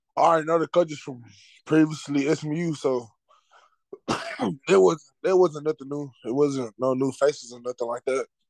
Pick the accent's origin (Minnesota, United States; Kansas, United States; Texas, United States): Texas, United States; Dallas; I'm from Dallas.